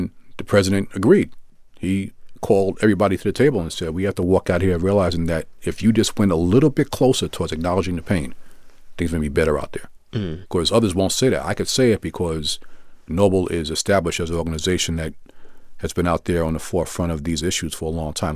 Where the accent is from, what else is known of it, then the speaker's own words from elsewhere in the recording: New York City, New York, United States; I'm a Brooklynite, born and raised in Brooklyn, still live in Brooklyn now